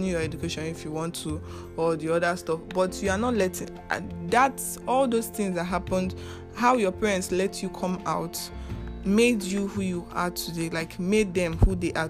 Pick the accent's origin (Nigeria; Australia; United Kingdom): Nigeria; we as Nigerian youth